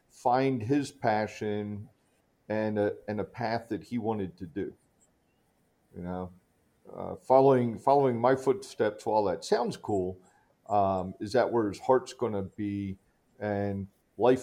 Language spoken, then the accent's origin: English; Philadelphia, Pennsylvania, United States; grew up in the suburbs right off the northeast corner of the city